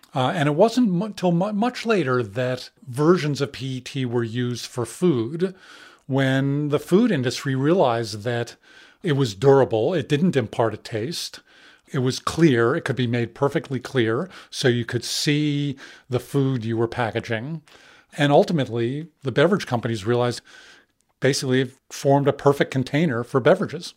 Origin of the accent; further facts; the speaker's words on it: New York City, New York, United States; I grew up in New York City.